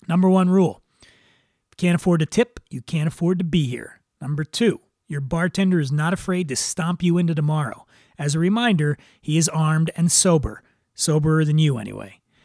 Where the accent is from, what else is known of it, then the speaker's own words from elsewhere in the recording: Philadelphia, Pennsylvania, United States; growing up in Northeast Philly